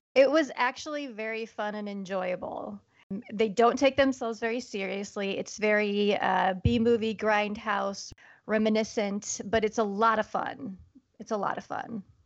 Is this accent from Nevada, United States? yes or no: no; Iowa, United States; I'm from Iowa, born and raised, Midwest gal